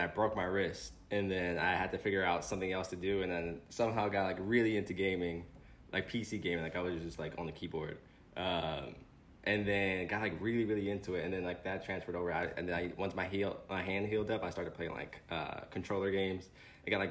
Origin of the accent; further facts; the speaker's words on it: Philadelphia, Pennsylvania, United States; growing up in Philly is definitely rough